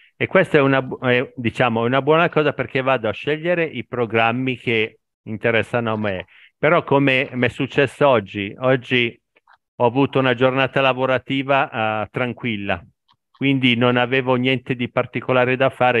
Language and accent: Italian; Italy; italiano al 100%, ab- eh, nato, cresciuto e vivo in Italia